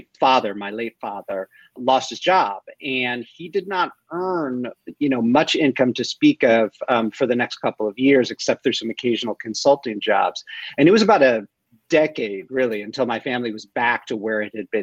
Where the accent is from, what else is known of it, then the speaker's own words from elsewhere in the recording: Chicago, Illinois, United States; I grew up in Chicago